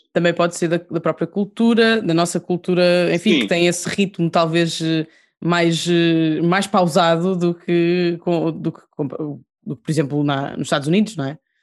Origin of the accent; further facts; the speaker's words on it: Portugal; somos portugueses